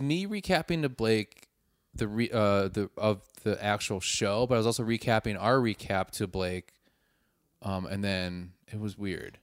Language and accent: English; Milwaukee, Wisconsin, United States; I'm from Milwaukee